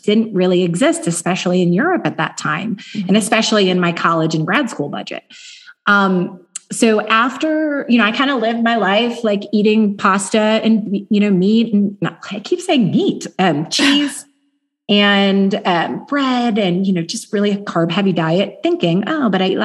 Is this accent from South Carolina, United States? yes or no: no; Chicago, Illinois, United States; also born or lived in Los Angeles / Germany; now in Southlake, Texas, United States; I'm from Chicago via LA and Germany, but now my family has found their home here